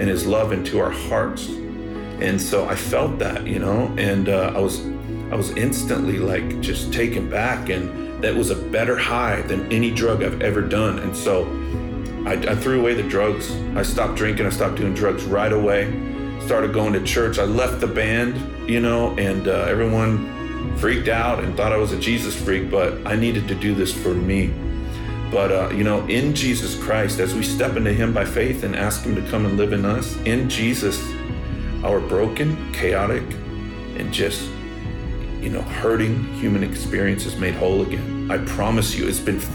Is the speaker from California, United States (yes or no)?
yes; Bakersfield, California, United States; also born or lived in Los Angeles; I grew up in Bakersfield, California, home of … and hee-haw country music